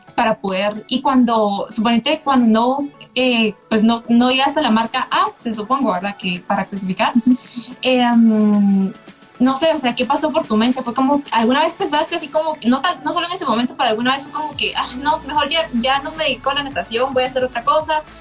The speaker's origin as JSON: {"language": "Spanish", "country": "Guatemala"}